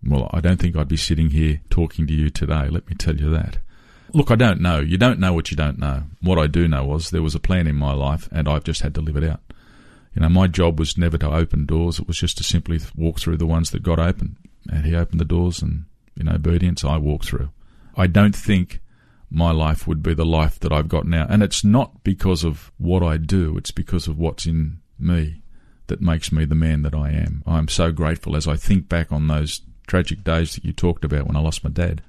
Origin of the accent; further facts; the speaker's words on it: Sydney, New South Wales, Australia; as a young fellow growing up in Western Sydney